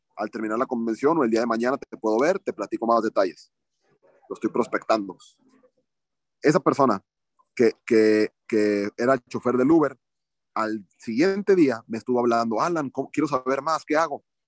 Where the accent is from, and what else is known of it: Mexico